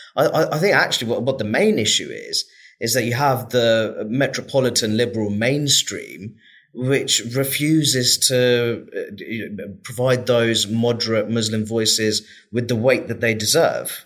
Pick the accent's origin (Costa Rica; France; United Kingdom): United Kingdom; Luton, East of England; my experience of growing up in Luton and still living in Luton